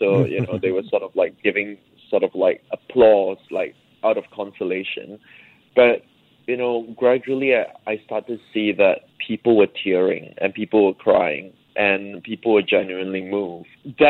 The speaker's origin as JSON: {"language": "English", "country": "Singapore", "tie": "born or raised there", "said": "middle-class issues, the financial crisis, growing up in Singapore, you know, migration, and all these things, education."}